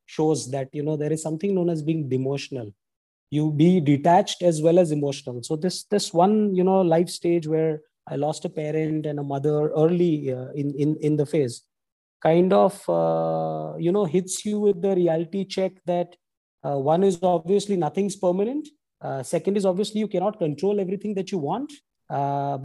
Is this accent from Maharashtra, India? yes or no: yes; Mumbai, Maharashtra, India; I've actually been born and brought up in Mumbai